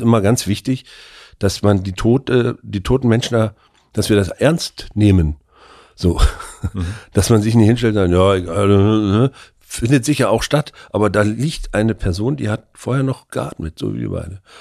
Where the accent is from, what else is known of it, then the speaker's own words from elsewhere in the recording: Mecklenburg-Vorpommern, Germany; ich bin ja nur auch in der DDR groß geworden